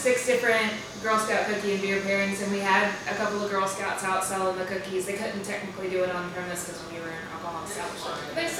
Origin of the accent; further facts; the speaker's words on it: Daphne, Alabama, United States; I'm from Daphne.